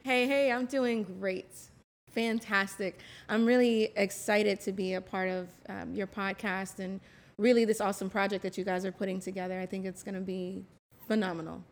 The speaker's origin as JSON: {"language": "English", "town": "West Palm Beach", "region": "Florida", "country": "United States", "tie": "born or raised there", "moved": "as an adult", "said": "I was born and raised in West Palm Beach"}